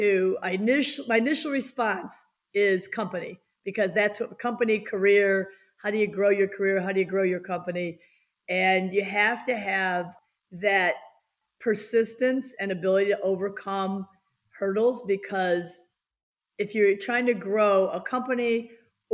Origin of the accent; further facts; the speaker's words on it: United States; I was born in the United States